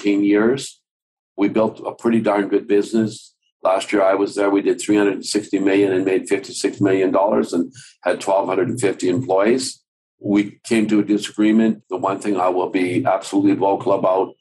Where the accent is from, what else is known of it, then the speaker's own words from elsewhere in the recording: Calgary, Alberta, Canada; also born or lived in Denmark; We came from Denmark in 1952 to Calgary. My mom and my dad and my brother and my sister